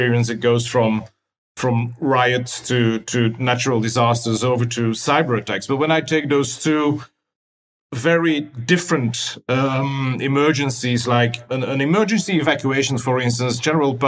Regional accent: Belgium; moved away; I come from originally from Belgium, where we have three national languages

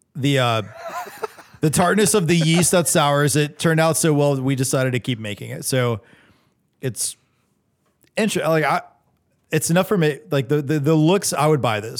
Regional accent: North Charleston, South Carolina, United States; I was born in North Charleston

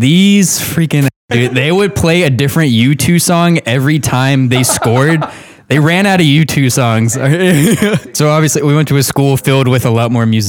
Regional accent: Augusta, Georgia, United States; I did not grow up in Martinez. I grew up in South Augusta.

